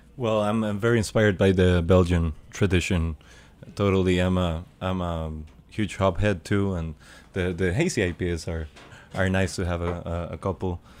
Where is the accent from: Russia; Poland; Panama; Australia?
Panama; in Panama or in Central America, uh, because we grew up eating sour fruits.